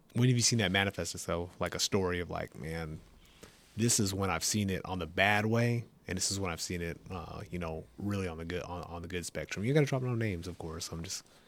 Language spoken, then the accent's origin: English; California, United States; moved away as an adult; I grew up in California